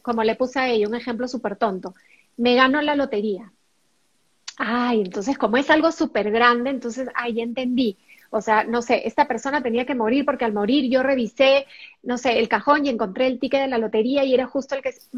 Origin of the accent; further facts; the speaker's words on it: Peru; tanto Jennifer como yo somos peruanas